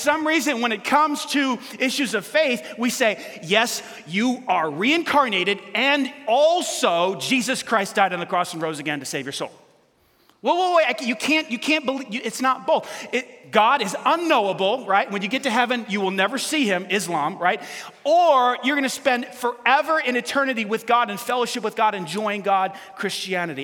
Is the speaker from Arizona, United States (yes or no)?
no; New York City, New York, United States; I was, in fact, born in New York City